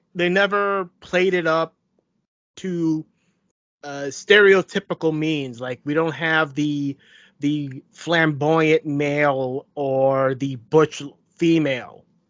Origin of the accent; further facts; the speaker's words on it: United States; I was born in the United States